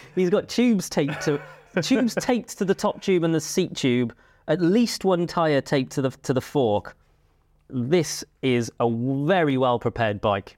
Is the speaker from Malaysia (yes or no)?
no; Cardiff, Wales, United Kingdom; moved away; I grew up in Cardiff